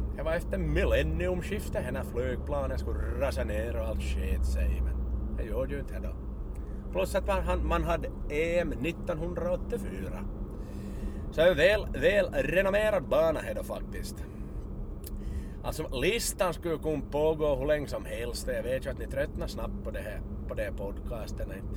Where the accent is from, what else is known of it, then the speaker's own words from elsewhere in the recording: Ostrobothnia, Finland; vi österbottningar